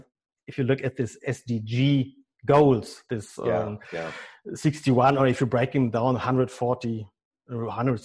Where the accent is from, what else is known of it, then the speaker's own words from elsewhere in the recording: Germany; accent: German; English is a second language; my German accent